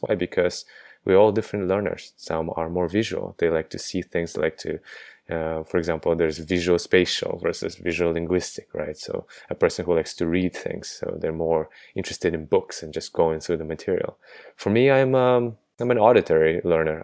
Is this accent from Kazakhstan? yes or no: yes; Kazakhstan; also born or lived in United States; now in London, United Kingdom; I am a native of Kazakhstan, but I haven't been there in, let's see, over fifteen years